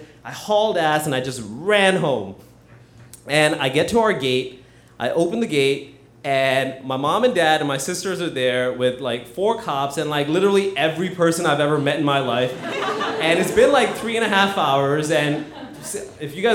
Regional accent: Hyderabad, Telangana, India; I was born in Hyderabad, which is a very congested town in South India, about the size of Boston.

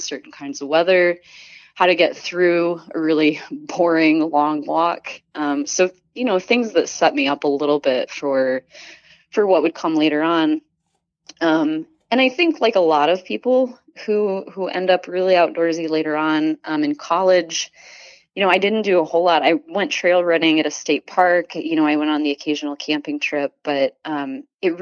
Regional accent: Iowa, United States; now in Minnesota, United States; So I grew up in Iowa, corn country.

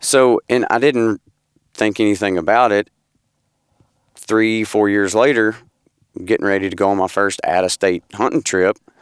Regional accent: Paris, Tennessee, United States; I'm from Paris, Tennessee

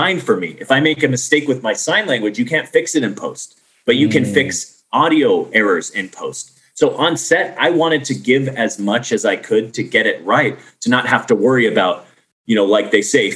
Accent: Arizona, United States; I grew up on Arizona in the desert

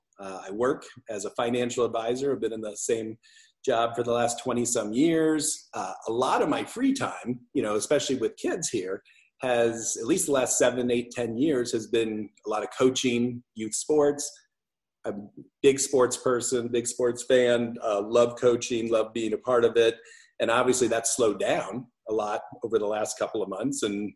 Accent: Elgin, Illinois, United States; also born or lived in Victor, Iowa; I grew up in Elgin. We moved there when I was 8. Before that, we were in a little farm town in Iowa called Victor, Iowa. We moved to Elgin when I was 8 and basically was there through high school.

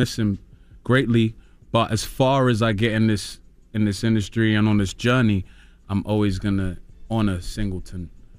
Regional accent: Peckham, London, United Kingdom; Well, I'm from Peckham in London, which is the South Central equivalent, in my opinion.

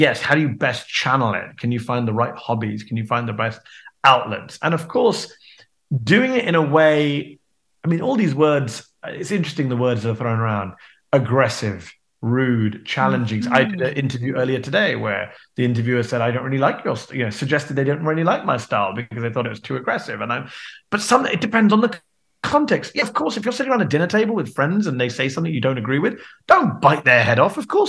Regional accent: United Kingdom; now in United States; I'm a British American now, and I think it's the British side of me that's contributing to that.

